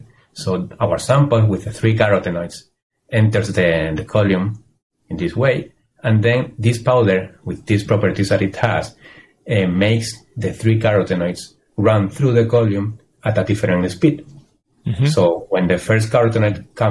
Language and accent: English; Spain; moved away; I am a biochemist and I'm from Spain